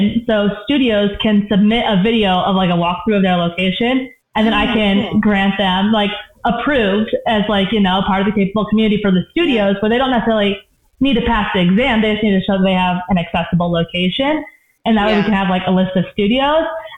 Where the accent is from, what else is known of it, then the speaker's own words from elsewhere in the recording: Pacific Northwest, United States; now in Colorado, United States; I'm from the Pacific Northwest